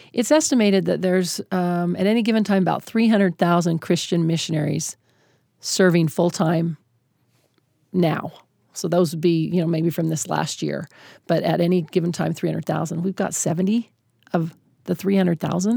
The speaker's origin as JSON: {"language": "English", "region": "Utah", "country": "United States", "tie": "born or raised there", "said": "I'm a white woman, born and raised in Utah"}